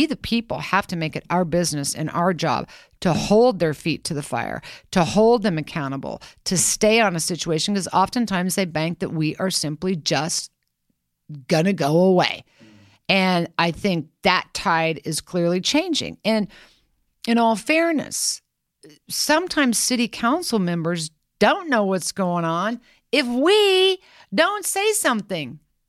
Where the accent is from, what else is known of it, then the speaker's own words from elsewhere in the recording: Kansas, United States; But I can't help myself. I'm from Kansas.